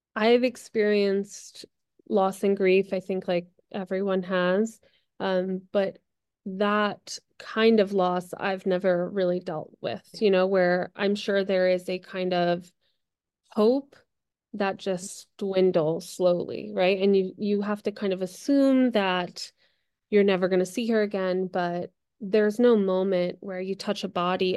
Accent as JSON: {"language": "English", "region": "New Jersey", "country": "United States", "tie": "born or raised there", "moved": "yes", "lives_now": "Los Angeles, United States", "said": "I grew up in New Jersey"}